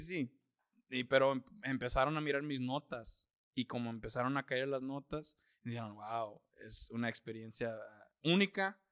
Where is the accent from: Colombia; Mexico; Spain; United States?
United States; Austin, Texas; also born or lived in California; yo soy de Austin, ya tengo 31 años. Ah, he vivido ahí toda mi vida. Realmente, bueno, yo nací en California.